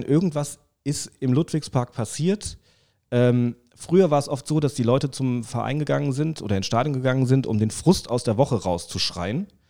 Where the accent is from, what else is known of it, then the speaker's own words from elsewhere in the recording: Saarland, Germany; moved away as an adult; also born or lived in Hesse; now in Frankfurt, Germany; als Saarländer